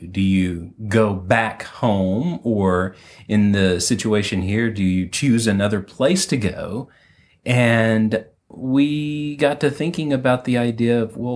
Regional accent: Northwest Alabama, United States; moved away as an adult; also born or lived in Tuscaloosa, Alabama; now in Fort Worth, United States; We're from Alabama and we met in Tuscaloosa, Alabama. But in 2007, we moved out here

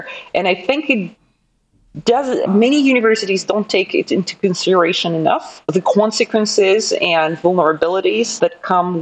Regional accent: Moscow, Russia; English is a second language; moved away as an adult; also born or lived in Jinan, China / Edmonton, Canada; now in Wolverhampton, United Kingdom; I still have huge privilege of being born and raised in Moscow

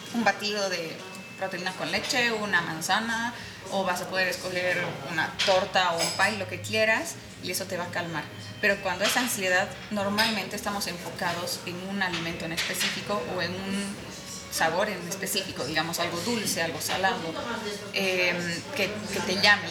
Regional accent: Sucre, Chuquisaca, Bolivia; soy de Sucre

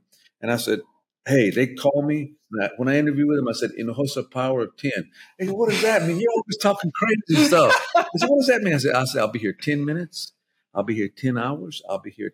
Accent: Dallas, Texas, United States; also born or lived in Cobb County, Georgia; I'm very proud to be an immigrant. I grew up in Dallas

